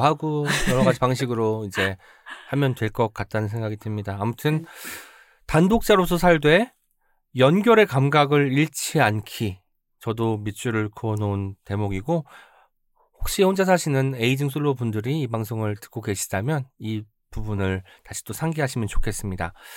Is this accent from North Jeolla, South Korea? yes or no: yes; Jeonju, North Jeolla, South Korea; 제가 전주 사람 이지만